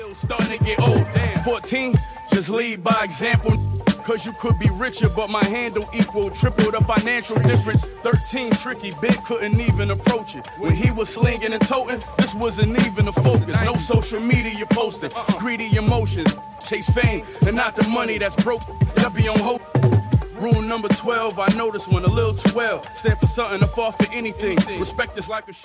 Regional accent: Buffalo, New York, United States; born or raised there; also born or lived in Atlanta, Georgia

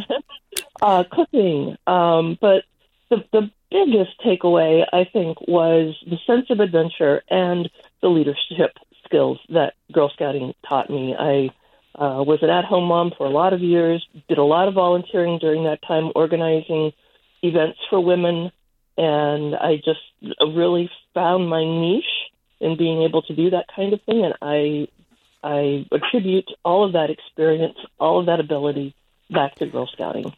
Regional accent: Missouri, United States; now in Minnesota, United States; I grew up in Missouri, but I'm a Minnesota resident now

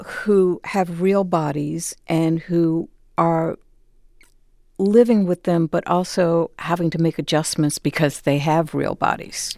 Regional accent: New Haven, Connecticut, United States; I'm from New Haven

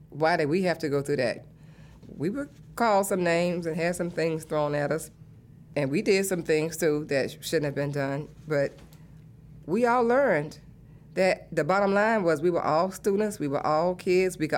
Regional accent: the South, United States; Because, the first place, I'm a Southerner. I was born a Southerner, and I'm going

